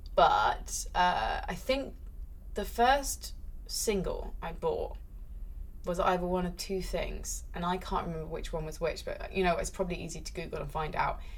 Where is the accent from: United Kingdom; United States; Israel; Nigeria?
United Kingdom; I'm British